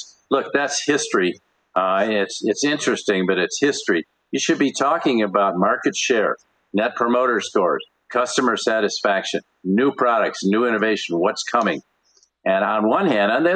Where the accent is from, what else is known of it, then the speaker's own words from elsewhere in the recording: Michigan, United States; I grew up in Michigan